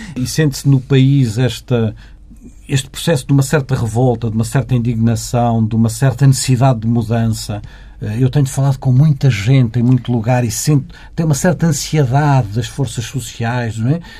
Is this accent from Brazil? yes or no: no; Valença, Norte, Portugal; eu sou minhoto, enfim, como sabe, sou, sou, de Valença, não podia ser mais ao norte do que Valença